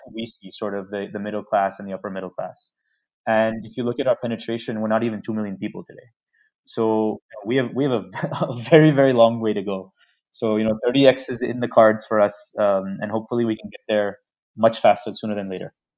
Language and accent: English; New York City, New York, United States; moved away as an adult; now in India; I come from New York City